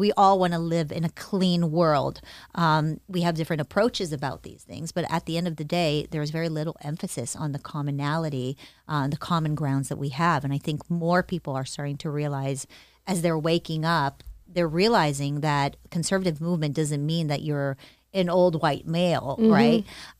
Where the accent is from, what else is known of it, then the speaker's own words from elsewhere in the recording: Israel; also born or lived in United States; I was born in the States. My parents were both very good to me. It's not that I experienced any sort of abuse ever, but things were tough. My mom raised me on her own. She was a single mother. We moved from the United States to Israel.